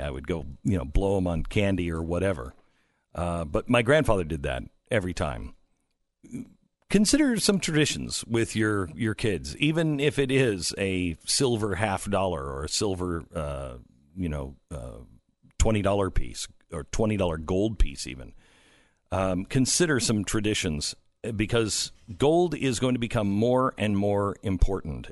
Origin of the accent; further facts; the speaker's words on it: Seattle, Washington, United States; moved away; it's my hometown-ish